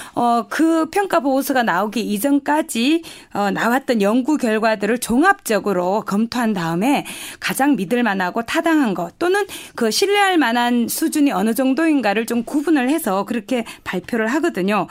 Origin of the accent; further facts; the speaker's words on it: North Gyeongsang, South Korea; accent: Gyeongsang dialect; moved away; 제가 말투가 지금 경상도 어, 사투리를 좀 쓸 텐데요.